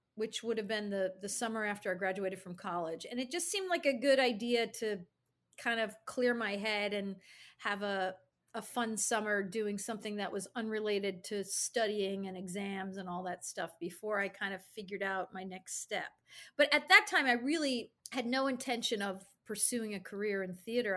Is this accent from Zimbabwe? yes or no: no; Albany, New York, United States; I grew up in Albany, New York